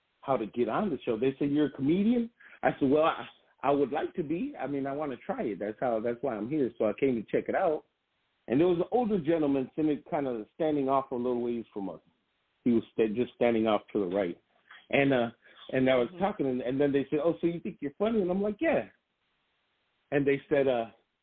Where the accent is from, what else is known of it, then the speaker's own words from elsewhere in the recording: Grand Rapids, Michigan, United States; I grew up in Burton Heights in Grand Rapids, Michigan